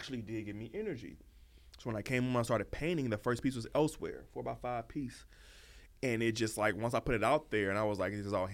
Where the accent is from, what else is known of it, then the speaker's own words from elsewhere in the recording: Chicago, Illinois, United States; I'm from Chicago